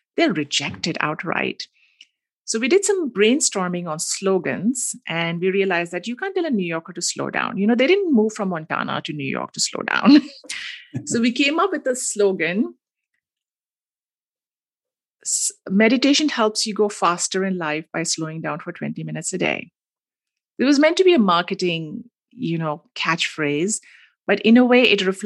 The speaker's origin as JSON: {"language": "English", "town": "Mumbai", "region": "Maharashtra", "country": "India", "tie": "born or raised there", "said": "I grew up in Mumbai, which is a mm-hmm. big city"}